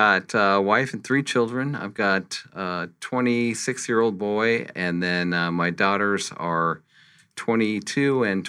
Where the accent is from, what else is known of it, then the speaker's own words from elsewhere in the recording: Santa Fe, New Mexico, United States; now in Phoenix, United States; So I grew up in Santa Fe, New Mexico, where I went to high school, and then I moved to Tucson, went to school at the University of Arizona.